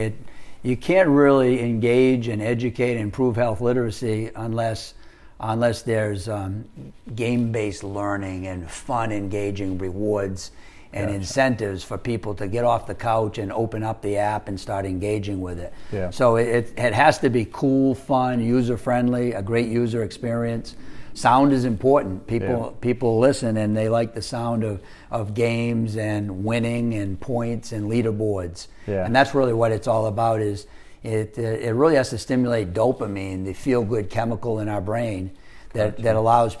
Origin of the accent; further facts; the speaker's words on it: Maine, United States; moved away as an adult; also born or lived in Rhode Island / Philadelphia / South Carolina / Virginia; I grew up in Maine, went to the University of Rhode Island